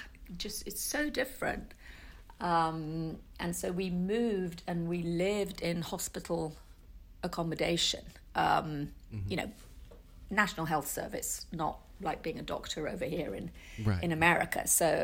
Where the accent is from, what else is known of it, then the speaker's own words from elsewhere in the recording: Manchester, North West England, United Kingdom; born there; No, not really. I was born in Manchester.